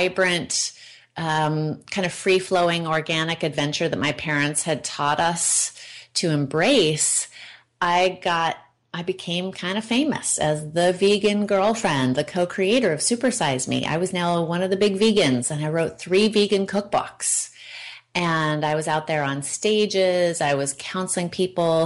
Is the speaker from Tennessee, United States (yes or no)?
no; Oregon, United States; I was raised by hippies in Oregon on an old organic farm